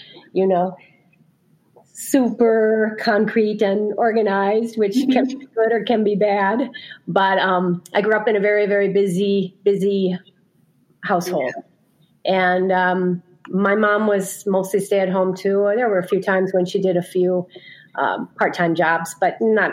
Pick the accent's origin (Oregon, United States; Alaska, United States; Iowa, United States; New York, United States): Iowa, United States; Fort Dodge; I was born in Fort Dodge, Iowa, so the other part of the state from Lowell, and grew up in a big old farmhouse